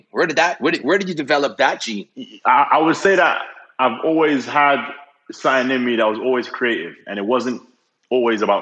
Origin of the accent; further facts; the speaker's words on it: Nigeria; also born or lived in four different countries; I'm Nigerian, but I don't think I've I had a typical Nigerian upbringing